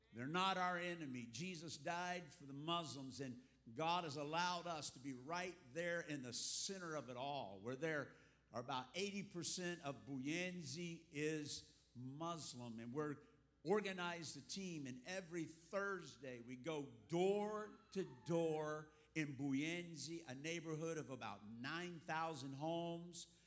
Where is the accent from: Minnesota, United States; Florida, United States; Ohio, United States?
Florida, United States; South; moved away as an adult; also born or lived in Texas; now in Africa; I was born in Texas, but raised here in the South Florida area since the fourth grade